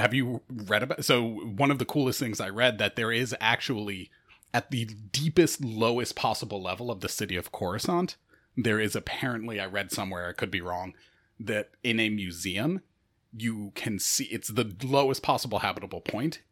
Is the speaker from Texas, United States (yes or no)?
no; Rochester, New York, United States; I'm from Rochester, New York.